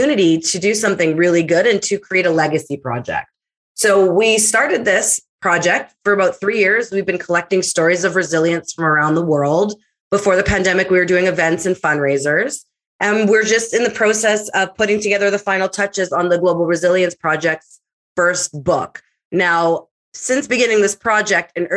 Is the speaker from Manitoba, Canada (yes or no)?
yes; Winnipeg, Manitoba, Canada; born and raised in Winnipeg, Manitoba, I am a child of divorce.